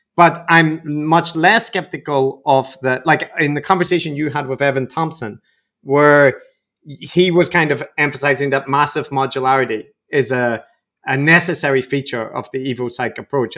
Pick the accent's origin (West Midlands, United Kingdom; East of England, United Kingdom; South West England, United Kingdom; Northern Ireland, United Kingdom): Northern Ireland, United Kingdom; I come from Northern Ireland